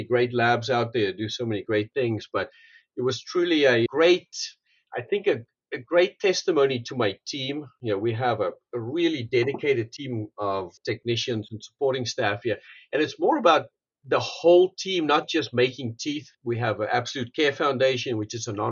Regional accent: South Africa; moved away as an adult; also born or lived in Pretoria, South Africa; now in North Carolina, United States; I'm originally from South Africa. Grew up there, went to Pretoria Tech in 88

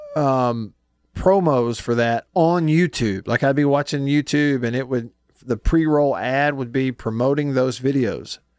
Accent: Alabama, United States; moved away; my home state

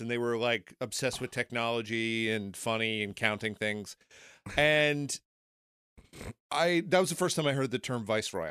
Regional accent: United States; As an American

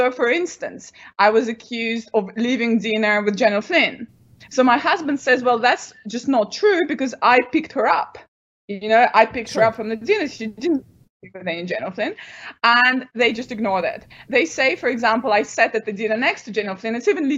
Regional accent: United Kingdom; And obviously, I don't work for Russian intelligence. I'm a British academic.

